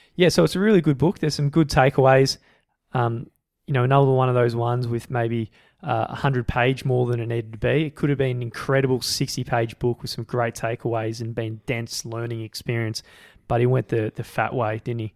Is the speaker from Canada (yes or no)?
no; Australia; we're from Australia